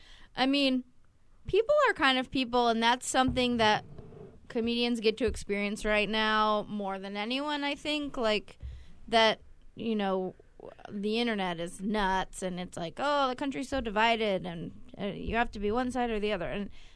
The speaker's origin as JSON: {"language": "English", "town": "Bay Area", "region": "California", "country": "United States", "said": "well, you know, I'm a California person through"}